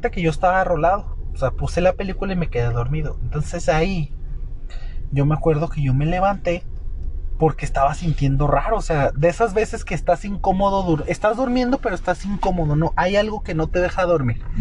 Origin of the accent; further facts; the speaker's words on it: Guadalajara, Jalisco, Mexico; moved away; Yo soy de Guadalajara, rey.